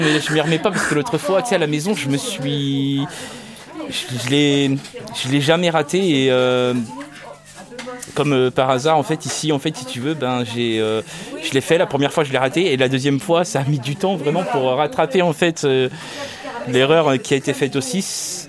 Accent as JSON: {"language": "French", "region": "Pays de la Loire", "country": "France", "tie": "born or raised there", "also_born_or_lived": "Nantes", "said": "je suis né à Nantes, mais j'ai vécu à Lavaux, sur Loire, dans une famille d'accueil"}